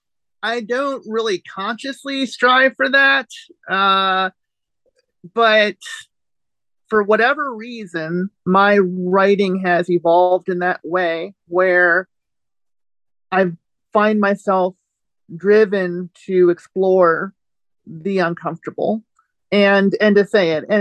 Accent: East Coast, United States; now in Indiana, United States; I live in southern Indiana, which is in the Midwestern United States. I grew up on the East Coast.

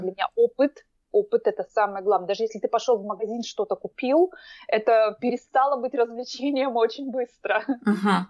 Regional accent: Omsk, Omsk Oblast, Russia; moved away as an adult; also born or lived in Moscow; now in Oslo, Norway; я из России, я жила последние 7 лет, я жила в Москве и вообще родилась я в Омске. Угу. Я сибирячка

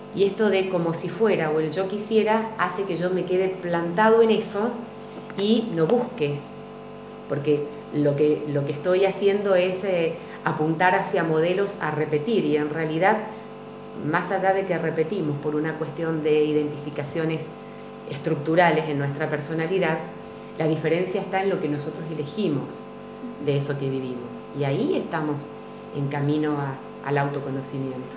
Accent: General Alvear, Argentina; me fui a trabajar a mi lugar de origen, General Alvear, que es de donde yo vengo

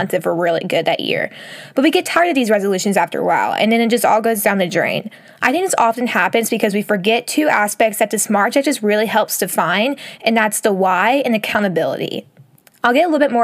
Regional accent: Texas, United States; moved away as an adult; now in Alabama, United States; I'm currently in my hometown where I grew up. I've been here since Thanksgiving and just kind of spent the holiday season working from here rather than traveling back and forth from Texas to Alabama

